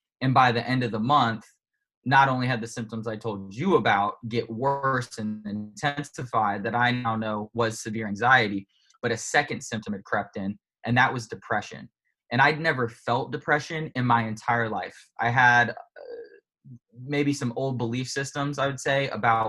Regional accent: Indianapolis, Indiana, United States; moved away as an adult; also born or lived in Raleigh, North Carolina; I was originally born in Indianapolis, Indiana

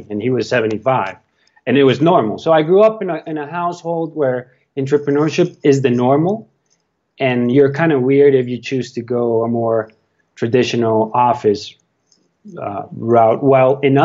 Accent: Colombia; where I grew up in Colombia, it's a very entrepreneurial city because it's in the middle of the mountains, in the middle of the Andes.

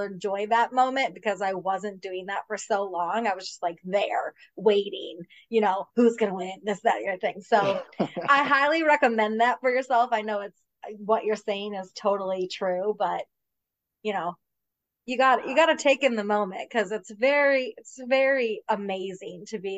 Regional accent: Michigan, United States; I mean, I'm a Packers fan myself. I grew up

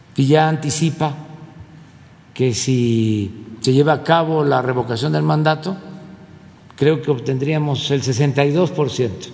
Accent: Tabasco, Mexico; somos de la República del cacao

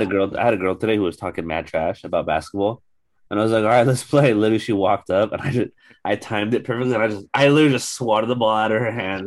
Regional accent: Central Coast, California, United States; I grew up in the Central Coast

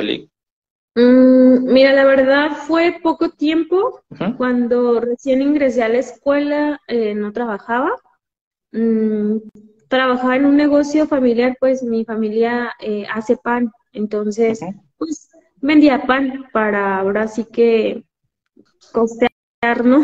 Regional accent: Ixtlahuacán de los Membrillos, Jalisco, Mexico; soy de Jalisco, de un pueblo que se llama Exclavocando de los Membrillos, está a una hora de, Guadalajara

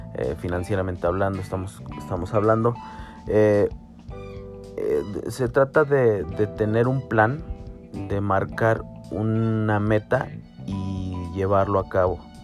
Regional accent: Mexico; soy mexicano, tengo 34 años

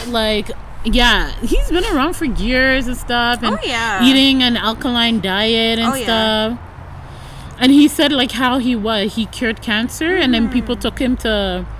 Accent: Toronto, Ontario, Canada; accent: Toronto

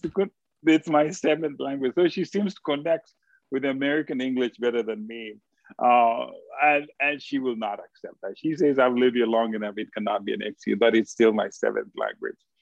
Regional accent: Kenya; now in United States; being a Kenyan

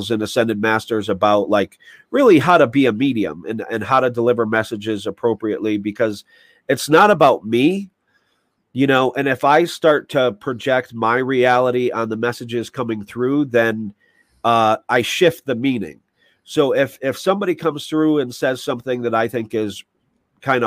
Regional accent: New York, United States; I'm a New Yorker

